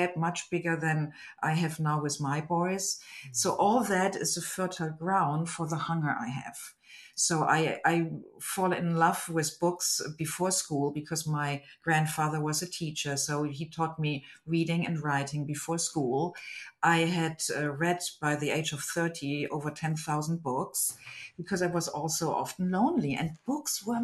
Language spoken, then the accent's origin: English; Germany; English is a second language; moved away; I was born in Germany into a family of my beloved parents and my mother's parents.